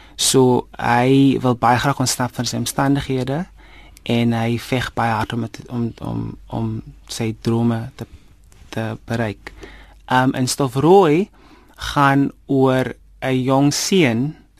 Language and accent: Afrikaans; Karkams, Northern Cape, South Africa; moved away; also born or lived in Vredendaal; ek is oorspronklik van Karkams. Ehm um, dit is waar ek groot geword het, dit is waar ek skool gegaan het.